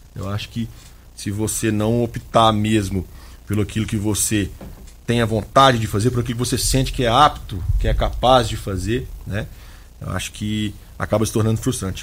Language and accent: Portuguese; Minas Gerais, Brazil; also born or lived in Vassouras, Rio de Janeiro / Belo Horizonte; Eu sou de uma cidade do interior de Minas, com cerca de 20 mil habitantes